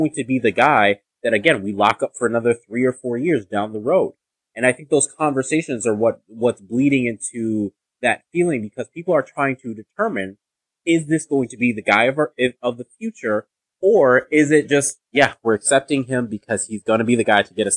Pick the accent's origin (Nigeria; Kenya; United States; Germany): Nigeria; I'm Nigerian